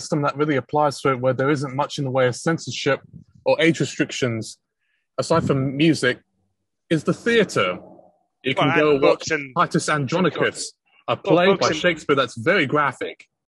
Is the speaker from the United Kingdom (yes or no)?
yes; England, United Kingdom; But in my time growing up in England, I was never carded or was told you can't buy this album because it's parental advisory.